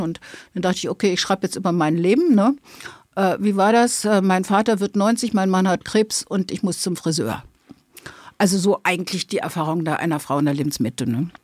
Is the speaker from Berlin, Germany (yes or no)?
yes; Berlin, Germany; accent: Berliner Schnauze; Ich bin Berlinerin, Westberlin geboren, habe ne, die entsprechende Berliner Schnauze